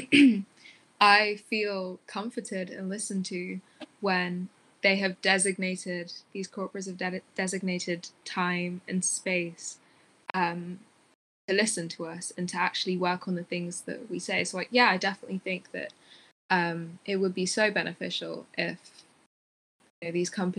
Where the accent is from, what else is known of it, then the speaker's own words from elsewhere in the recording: Tigray, Ethiopia; now in United Kingdom; I'm from Ethiopia, in Tigray in Ethiopia